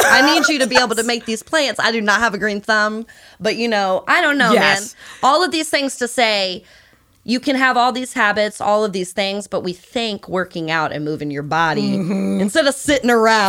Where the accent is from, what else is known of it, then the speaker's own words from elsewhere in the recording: the South, United States; oh no, I'm from the South. Like, I like barbecue and I like chicken